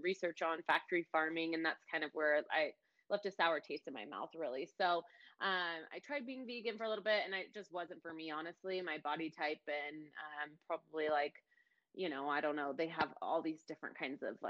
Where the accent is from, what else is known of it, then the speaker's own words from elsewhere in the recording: Ashland, Oregon, United States; I'm from Oregon, Ashland, Oregon, actually. It's kind of a small little hippie town in Oregon. It's right on the border of California in Oregon. Grew up there